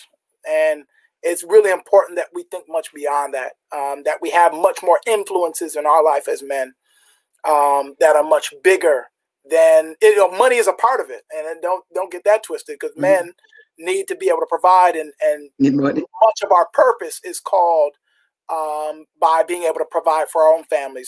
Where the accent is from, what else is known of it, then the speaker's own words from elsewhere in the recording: Jamaica; I'm Jamaican